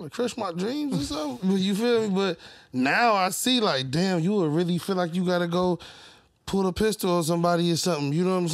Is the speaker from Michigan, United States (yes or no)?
yes; Detroit, Michigan, United States; I grew up on Plymouth and Greenfield, around like Rutherford Street. I went to Brooks and Coolidge